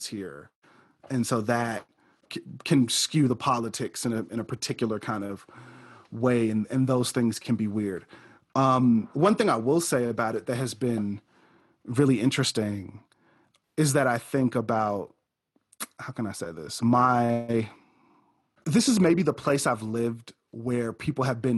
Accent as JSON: {"language": "English", "region": "Midwest", "country": "United States", "also_born_or_lived": "Chicago", "moved": "as an adult", "lives_now": "Colorado, United States", "said": "I'm from the Midwest."}